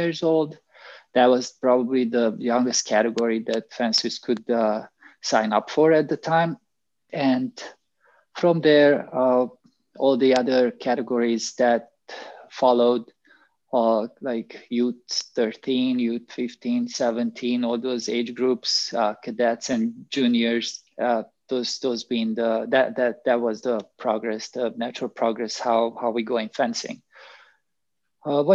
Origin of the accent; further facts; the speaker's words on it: Transylvania, Romania; moved away; I was born in Transylvania in Romania